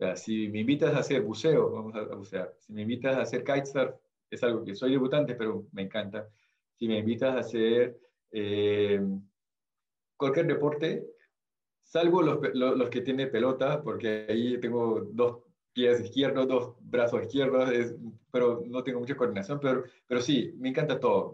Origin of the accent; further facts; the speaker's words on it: Belo Horizonte, Minas Gerais, Brazil; Spanish is a second language; also born or lived in Peru; now in Belgium; Mi, zona donde nací, en Belo Horizonte, en Brasil, Minas Gerais, es una zona bastante montañera